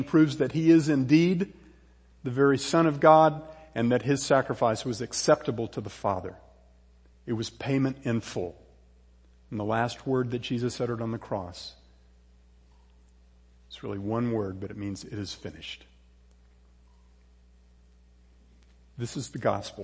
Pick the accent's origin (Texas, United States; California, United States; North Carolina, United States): Texas, United States; Houston; also born or lived in San Antonio, Texas; I was born in San Antonio, but I did most of my growing up in a Houston suburb called Alief